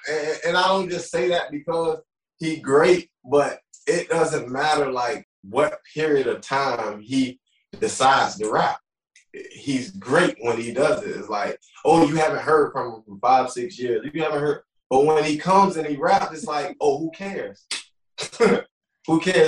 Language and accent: English; Tarpon Springs, Florida, United States; also born or lived in Clearwater, Florida; I'm originally from Clearwater, Florida, but I grew up in Tarpon. I grew up in both areas